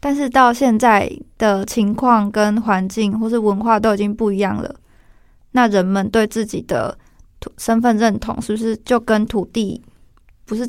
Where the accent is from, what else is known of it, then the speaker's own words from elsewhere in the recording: Hong Kong; 我会觉得我们都是香港人，但是即使我们不在香港的土地上，我们也会觉得我们是香港人。